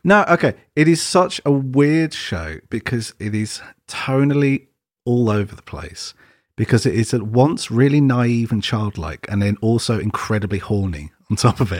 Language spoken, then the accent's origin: English; England, United Kingdom; I'm English